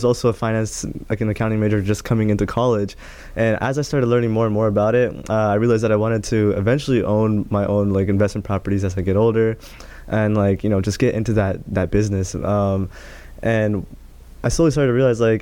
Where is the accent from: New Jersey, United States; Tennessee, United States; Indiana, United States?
Indiana, United States; Greenwood; also born or lived in San Francisco, California; we moved here back in 07 in Greenwood. So now I'm here in Indiana. That's where I grew up